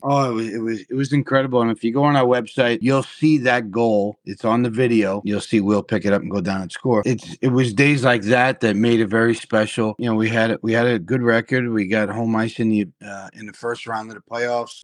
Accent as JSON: {"language": "English", "region": "New York", "country": "United States", "tie": "born or raised there", "also_born_or_lived": "Florida / Carolina", "moved": "yes", "lives_now": "Wisconsin Rapids, United States", "said": "I'm a New Yorker at heart. That's where I was born and raised"}